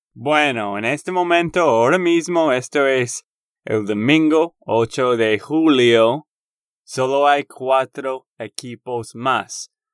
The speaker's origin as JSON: {"language": "Spanish", "region": "Texas", "country": "United States", "said": "de Texas, Estados Unidos"}